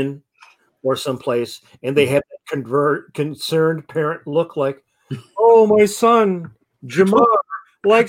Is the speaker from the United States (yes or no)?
yes; Detroit, Michigan, United States; growing up in Detroit, you know, in the Black community